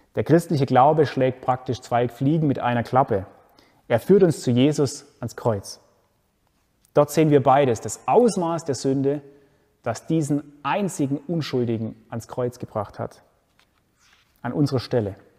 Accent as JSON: {"language": "German", "country": "Germany", "said": "Bei uns in Deutschland"}